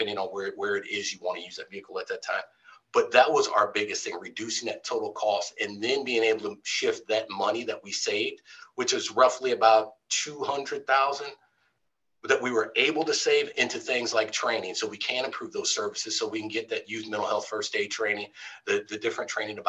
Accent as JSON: {"language": "English", "region": "Midwest", "country": "United States", "moved": "yes", "lives_now": "California, United States", "said": "I'm from the Midwest"}